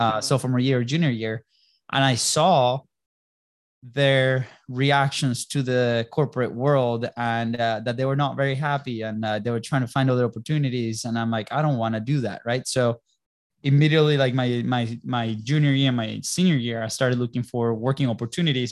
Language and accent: English; Venezuela; moved away; also born or lived in Europe / Jacksonville, Florida; we're originally from Venezuela